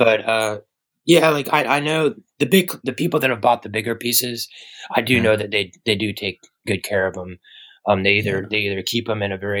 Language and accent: English; Atlanta, Georgia, United States; now in San Francisco, United States; I grew up in Atlanta, Georgia, which was another good town to skate